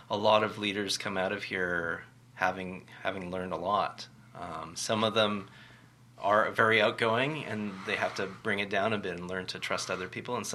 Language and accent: English; Richmond, United States; I come from Richmond, and you come from Richmond. I, I know in Richmond, I grew up uh, going through a system that was very much about student leadership.